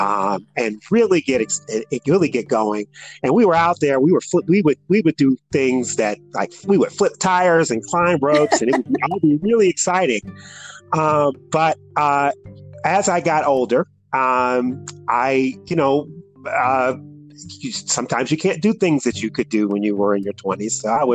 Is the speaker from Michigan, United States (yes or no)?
yes; Detroit, Michigan, United States; moved away as an adult; now in Indianapolis, United States; I'm originally from Detroit, Michigan, and I came to the Indianapolis area through a job